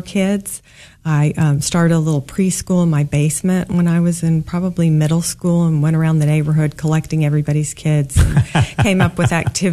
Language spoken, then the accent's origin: English; Kansas, United States; also born or lived in St. Louis, Missouri; I was born in St. Louis, middle of three kids, and grew up mostly in Kansas